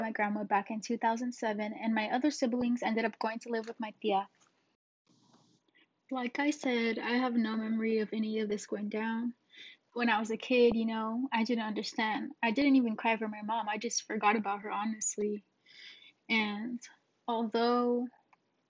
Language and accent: English; Phoenix, Arizona, United States; I was born in Phoenix, Arizona.